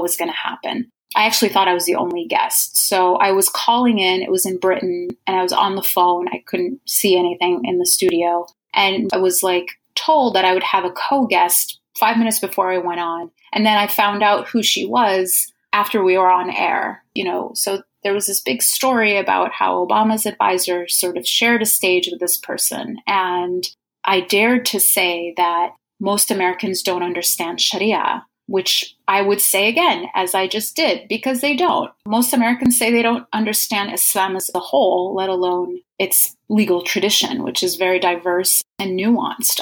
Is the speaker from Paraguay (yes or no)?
no; Egypt; moved away; I was originally from Egypt